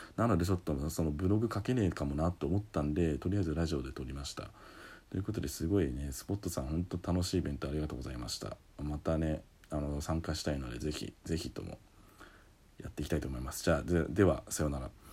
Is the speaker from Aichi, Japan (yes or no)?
no; Saitama, Japan; 僕埼玉です